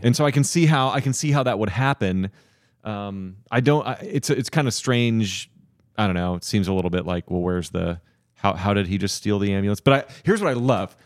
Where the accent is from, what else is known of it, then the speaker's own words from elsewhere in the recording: Indianapolis, Indiana, United States; I grew up in West Indianapolis